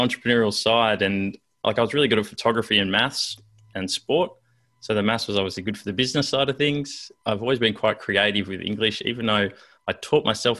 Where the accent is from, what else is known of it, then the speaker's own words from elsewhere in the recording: Canberra, Australian Capital Territory, Australia; Well, I grew up in Canberra, which sounds pretty boring, but I actually grew up in a circus.